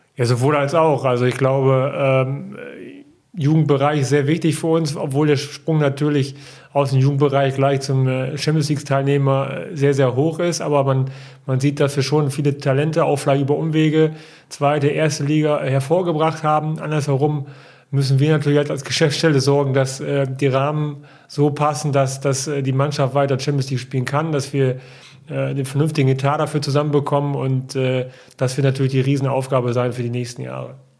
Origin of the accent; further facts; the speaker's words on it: Osnabrück, Lower Saxony, Germany; ich bin in Osnabrück geboren und äh, bin da auch aufgewachsen.